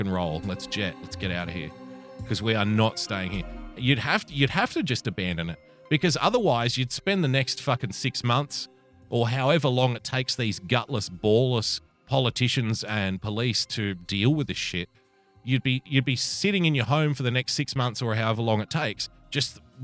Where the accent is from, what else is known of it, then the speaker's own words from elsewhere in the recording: Australia; I'm an Australian